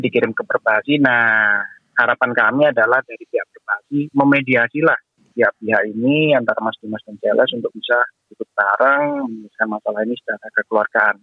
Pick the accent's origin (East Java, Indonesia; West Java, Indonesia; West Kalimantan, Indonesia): East Java, Indonesia; Surabaya; saya juga warga Surabaya